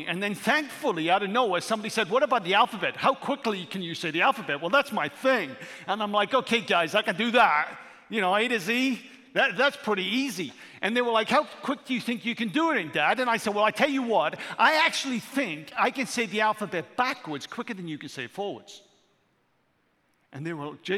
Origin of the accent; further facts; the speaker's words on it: Wales, United Kingdom; moved away; a six-year-old boy from Wales